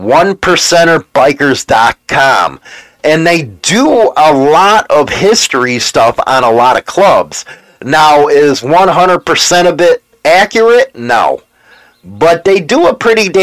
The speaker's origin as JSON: {"language": "English", "country": "United States", "said": "I'm an American, and I'm an American biker."}